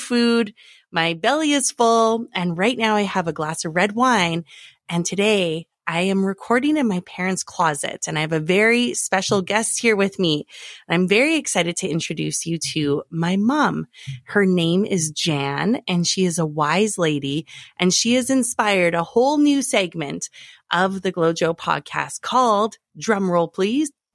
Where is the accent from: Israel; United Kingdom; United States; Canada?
Canada; Alberta; moved away; I am from Alberta originally